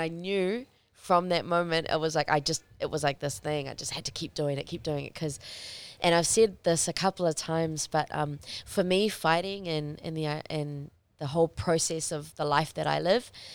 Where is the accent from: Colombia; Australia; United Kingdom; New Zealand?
New Zealand; I had grown up as a Kiwi kid